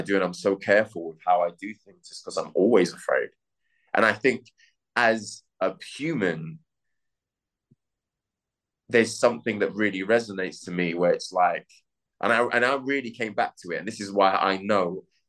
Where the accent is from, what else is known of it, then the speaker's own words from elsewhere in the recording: London, United Kingdom; As a working class black man from an inner city, I'm from London